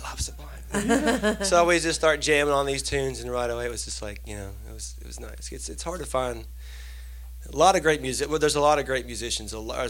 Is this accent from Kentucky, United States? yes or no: yes; Eastern Kentucky, United States; I grew up in Eastern Kentucky on, like, you know, bluegrass and country and stuff, and, you know, got out and traveled around and found myself back in good old Kentucky.